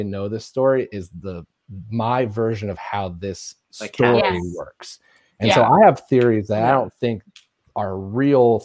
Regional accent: Indiana, United States; I'm the person from Indiana

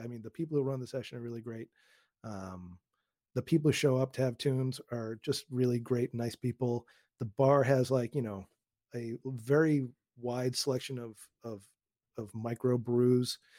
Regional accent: Newton, Massachusetts, United States; also born or lived in Queens, New York; now in Westchester County, United States; I grew up outside of Boston in a town called Newton

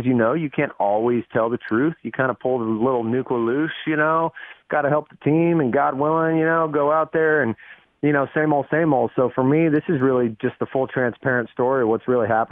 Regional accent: San Diego, California, United States; also born or lived in Las Vegas, Nevada; we moved from Vegas to San Diego. I was six, and when I got to San Diego, I started, you know, playing baseball

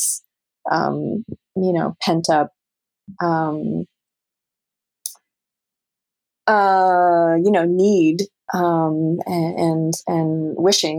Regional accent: Canada; moved away; as a Canadian

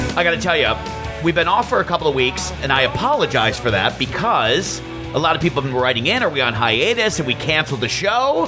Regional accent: Detroit, Michigan, United States; we're both from Detroit

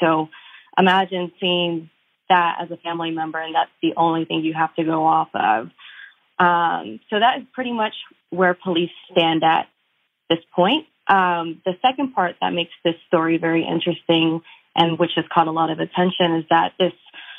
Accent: San Antonio, Texas, United States; I'm from San Antonio, so my world gets really small here, both personally and professionally.

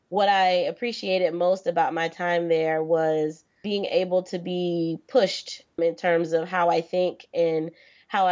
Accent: Florida, United States; I'm originally from Florida

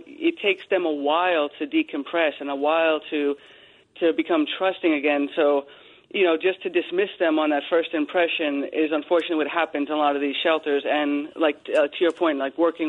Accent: Long Island, New York, United States; I grew up in Long Island

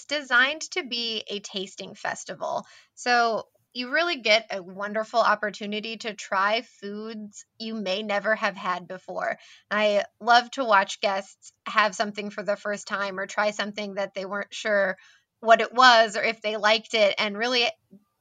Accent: West Coast, United States; moved away as an adult; now in Florida, United States; I grew up on the West Coast

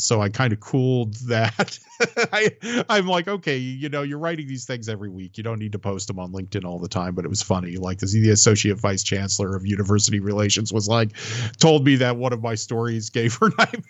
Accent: San Francisco, California, United States; born there; Being older finally paid off in a slight way because it's like I was born in San Francisco from my gossipy mom and other things.

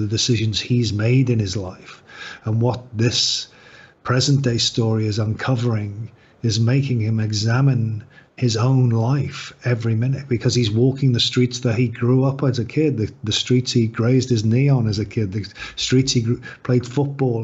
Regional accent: Liverpool, North West England, United Kingdom; I grew up in the north of England. I grew up in Liverpool.

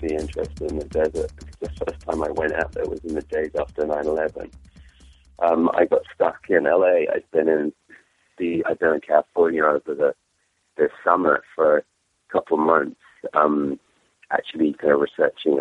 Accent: England, United Kingdom; accent: English; my English accent

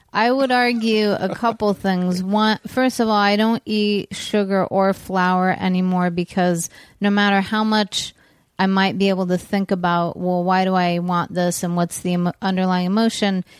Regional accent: California, United States; we grew up in California

